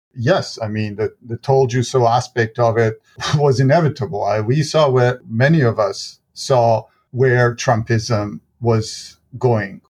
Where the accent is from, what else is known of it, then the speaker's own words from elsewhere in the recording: Sarajevo, Bosnia & Herzegovina; now in Ottawa, Canada; born in Sarajevo, nineteen seventy-six